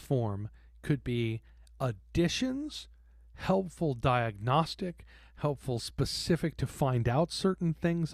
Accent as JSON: {"language": "English", "region": "Texas", "country": "United States", "tie": "born or raised there", "also_born_or_lived": "New York City", "moved": "as an adult", "said": "I grew up in Texas"}